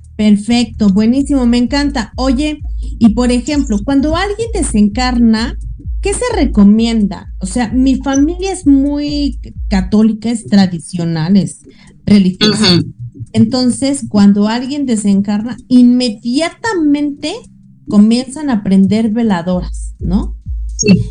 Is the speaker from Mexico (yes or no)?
yes; Mexico